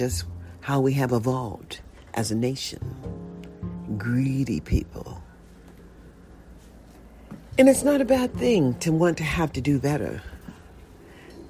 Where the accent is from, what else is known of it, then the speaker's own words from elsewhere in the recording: United States; also born or lived in Nevada; I was born in a USA